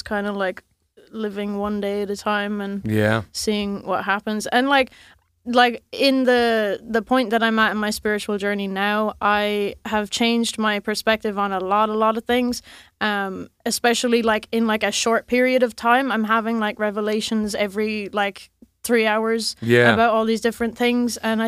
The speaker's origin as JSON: {"language": "English", "region": "Munster", "country": "Ireland", "said": "County Clare on the west coast."}